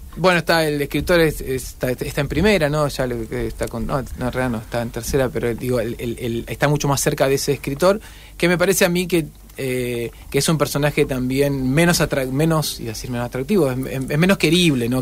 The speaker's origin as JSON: {"language": "Spanish", "town": "Rosario", "region": "Santa Fe", "country": "Argentina", "tie": "born or raised there", "also_born_or_lived": "Noetinger", "said": "Yo nací en Noetinger, pero los 15 días estaba en Rosario"}